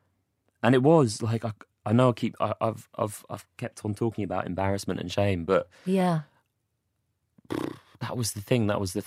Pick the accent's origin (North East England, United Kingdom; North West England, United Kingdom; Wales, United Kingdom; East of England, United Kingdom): East of England, United Kingdom; Watford; born there; I was born in Watford. I was actually born in Watford.